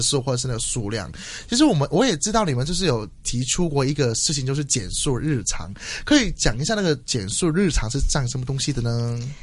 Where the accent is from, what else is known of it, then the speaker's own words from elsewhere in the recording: Hong Kong; 作为一个香港人，其实有一点惭愧